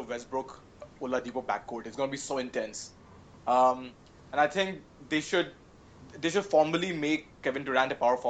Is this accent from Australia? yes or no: no; Varanasi, Uttar Pradesh, India; my hometown of Varanasi.